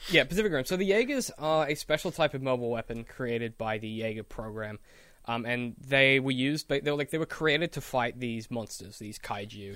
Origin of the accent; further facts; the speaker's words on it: Australia; as an Australian